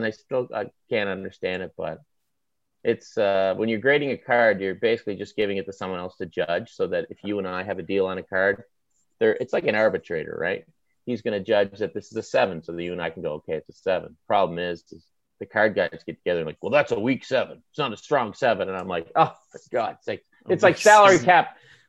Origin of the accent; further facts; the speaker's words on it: Toronto, Ontario, Canada; No, listen, growing up in Toronto, I'm like, my one fear is my child will be a Leafs fan.